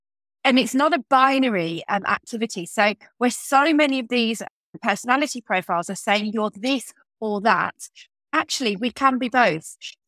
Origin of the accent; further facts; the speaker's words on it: Birmingham, West Midlands, United Kingdom; I live and work from Birmingham. You can maybe hear that in my voice and in my accent. It's my hometown.